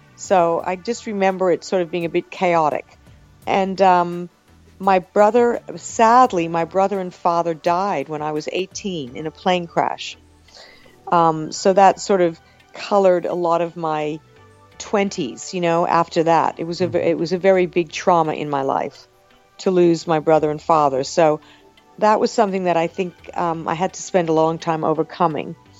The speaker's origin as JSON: {"language": "English", "area": "Long Island", "region": "New York", "country": "United States", "tie": "born or raised there", "also_born_or_lived": "Brooklyn", "said": "I was born in Brooklyn and uh, I, I grew up on Long Island"}